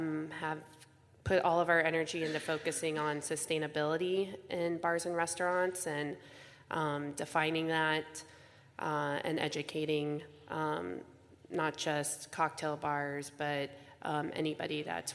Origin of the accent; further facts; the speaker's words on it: Texas, United States; moved away as an adult; also born or lived in San Francisco / Houston; now in New York, United States; I spent about 5 years in San Francisco, and then I'm from Texas, so I came up in like the bar restaurant scene out in Houston. So New York is now my home.